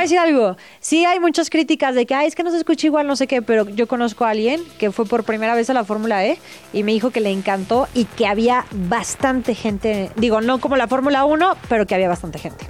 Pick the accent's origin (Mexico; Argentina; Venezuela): Mexico; en nuestro caso mexicano